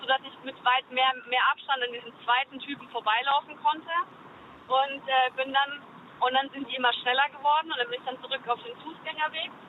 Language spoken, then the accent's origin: German; Würzburg, Bavaria, Germany; moved away; also born or lived in Mannheim; ich komme aus Würzburg